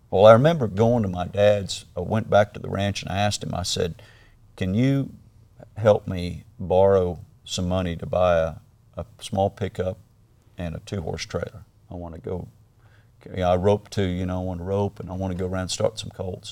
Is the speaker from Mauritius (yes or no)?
no; Australia; moved away; also born or lived in Kissimmee, Florida, United States; I was raised in Australia